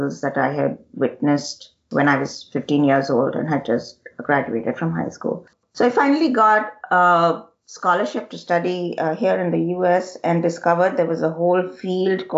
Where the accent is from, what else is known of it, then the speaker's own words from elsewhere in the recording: Telangana, India; I'm originally from the Telangana region of the Deccan in South India